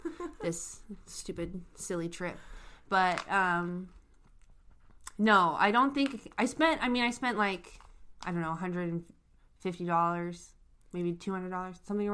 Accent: Washington, United States; I'm from Washington State.

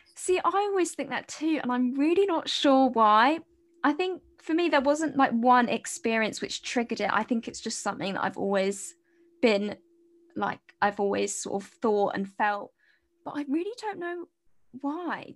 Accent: United Kingdom; moved away as an adult; now in Cardiff, United Kingdom; I'm, I'm from near London, but I'm in Cardiff at the moment in Wales

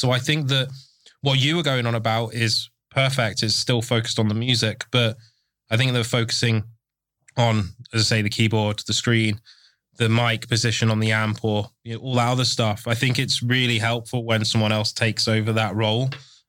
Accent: England, United Kingdom; I'm English, can't speak it.

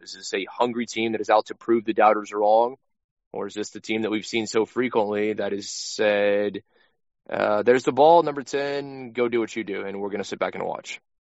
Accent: United States; I'm an American.

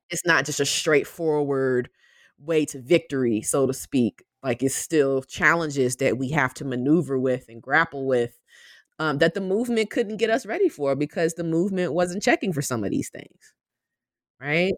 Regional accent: Albany, Georgia, United States; I am originally from Albany, Georgia, which is a small city in the southwest corner of the state

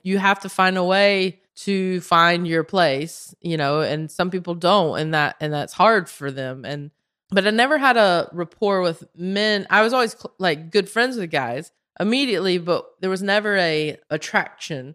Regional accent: Belmont, North Carolina, United States; moved away as an adult; also born or lived in Spain / Los Angeles; I am from Belmont, North Carolina.

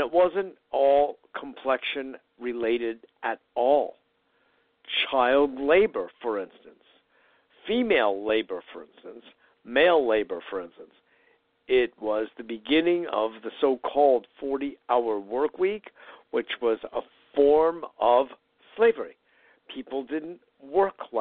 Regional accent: Connecticut, United States; also born or lived in New York City / Chicago area; I was growing up in Connecticut, even though I was originally born and early years raised in New York. But my main growing up was, after a brief spell in the Chicago area, in Connecticut

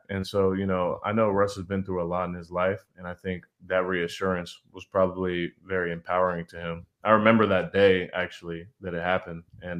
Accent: Austin, Texas, United States; also born or lived in Houston; I'm from Texas. I was born in Austin. Yeah. Went to Rice, Houston. I went to UT Austin and back in Austin. Mm-hmm. Like, I'm Texas through and through.

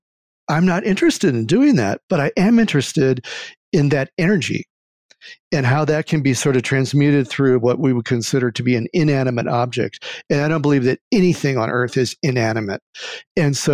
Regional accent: Iowa, United States; moved away as an adult; also born or lived in Tucson, Arizona; growing up in Iowa

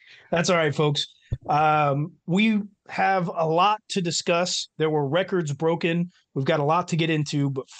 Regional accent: Midwest, United States; Midwest, we're pretty vanilla up here.

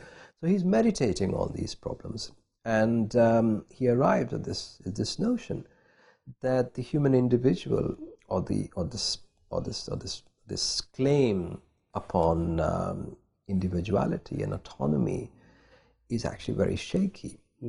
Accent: India; I grew up in India. I was born there. This is also the country where the Buddha was born, where he spent most of his life.

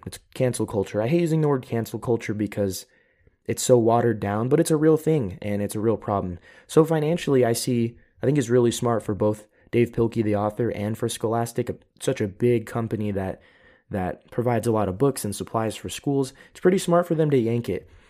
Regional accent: United States; now in Europe; I am an American. I am living in Europe, but I am still an American

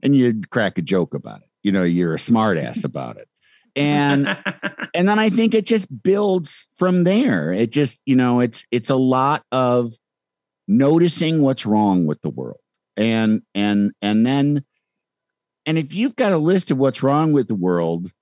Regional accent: Chicago, Illinois, United States; moved away; I'm from Chicago

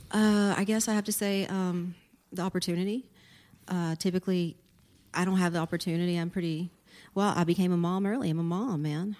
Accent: Port Arthur, Texas, United States; moved away; also born or lived in Austin, Texas; I grew up in Port Arthur, Texas

